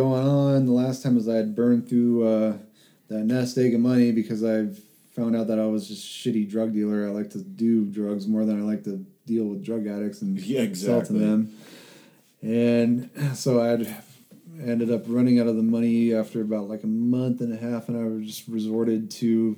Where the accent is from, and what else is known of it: Oxnard, California, United States; born or raised there; moved away as an adult; now in San Luis Obispo, United States